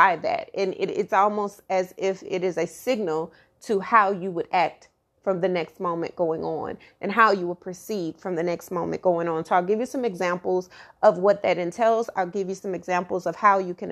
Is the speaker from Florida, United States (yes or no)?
no; Dallas, Texas, United States; my hometown, my home city, Oak Cliff, Glendale